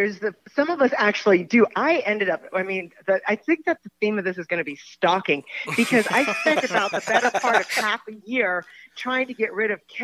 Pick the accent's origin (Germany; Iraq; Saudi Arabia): Germany; also born or lived in New York; now in United States; I grew up in Germany